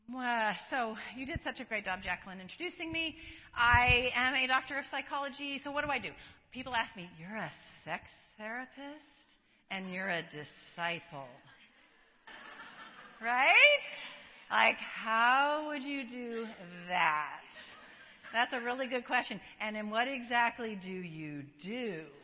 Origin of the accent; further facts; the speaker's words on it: Colorado, United States; now in San Diego, United States; I live in San Diego. I was born in, uh, not born, but I was raised in Colorado.